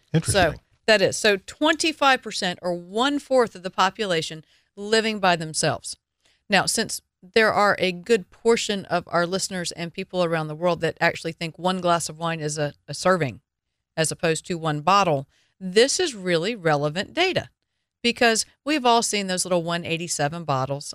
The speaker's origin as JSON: {"language": "English", "region": "the South", "country": "United States", "said": "I am from the South."}